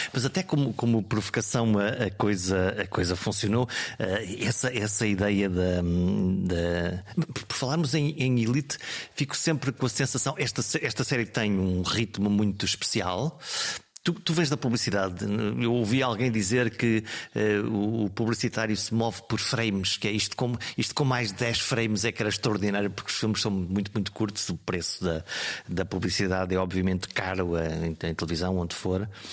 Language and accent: Portuguese; Alto Minho, Norte, Portugal; eu sou do Alto Minho